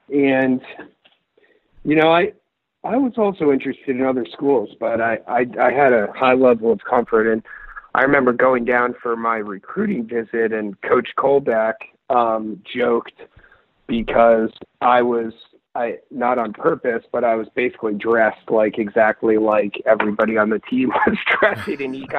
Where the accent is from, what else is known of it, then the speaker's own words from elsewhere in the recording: Northeast, United States; growing up in the Northeast and going to school in Virginia, it was a little bit of a culture shock.